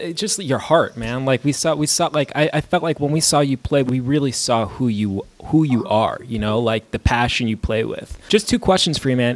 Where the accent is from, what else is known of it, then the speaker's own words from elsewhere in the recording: New York, United States; I was born and raised in New York.